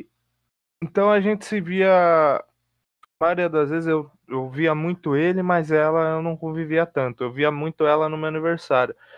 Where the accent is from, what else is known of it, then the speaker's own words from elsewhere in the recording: Mauá, São Paulo, Brazil; also born or lived in Santo André; nasci em Mauá e em Santo André desde sempre